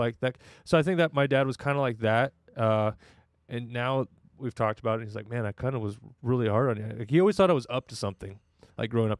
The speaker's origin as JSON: {"language": "English", "town": "Redding", "region": "California", "country": "United States", "tie": "born or raised there", "moved": "as an adult", "lives_now": "Orange County, United States", "said": "I grew up in Redding, California"}